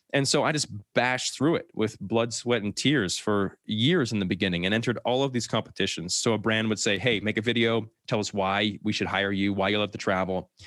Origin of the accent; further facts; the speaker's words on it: New Brunswick, Canada; moved away as an adult; I grew up in New Brunswick, Canada, so right above Maine, actually, in the States